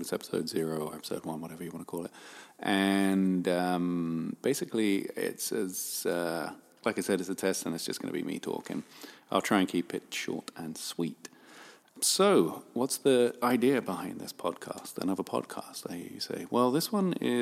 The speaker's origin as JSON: {"language": "English", "region": "London", "country": "United Kingdom", "tie": "born or raised there", "moved": "as an adult", "lives_now": "Los Angeles, United States", "said": "I grew up in a borough in Southwest London called Wandsworth"}